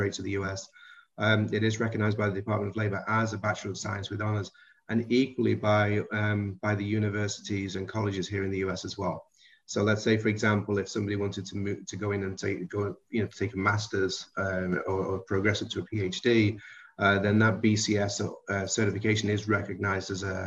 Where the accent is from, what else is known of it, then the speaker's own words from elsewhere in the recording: about 7 miles outside of Liverpool, North West England, United Kingdom; accent: Liverpool-ish; now in United States; I was raised about 7 miles outside of Liverpool, so I'm not allowed to say I'm from Liverpool